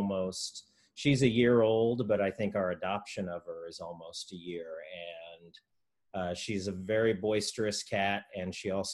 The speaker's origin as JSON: {"language": "English", "region": "Missouri", "country": "United States", "moved": "yes", "said": "I'm originally from Missouri, so I'm originally from that time zone."}